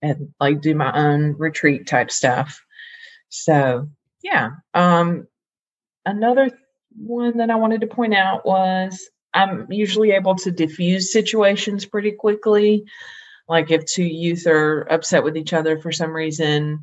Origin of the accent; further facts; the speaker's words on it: Greensboro, North Carolina, United States; I'm from Greensboro, North Carolina